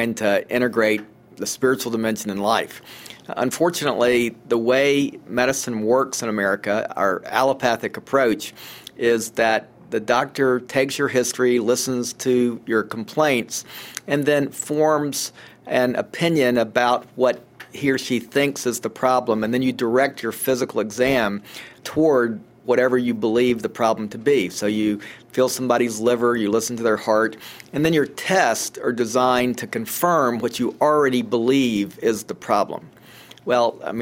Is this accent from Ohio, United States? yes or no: no; Atlanta, Georgia, United States; I grew up in Atlanta